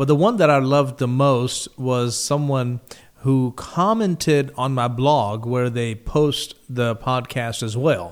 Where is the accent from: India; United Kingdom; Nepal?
India; moved away; the country I grew up in, India